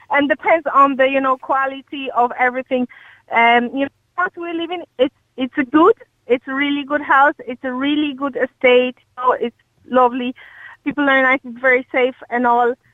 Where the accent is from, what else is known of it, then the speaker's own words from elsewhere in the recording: Poland; English is a second language; moved away as an adult; now in Ireland; I, am from Poland originally.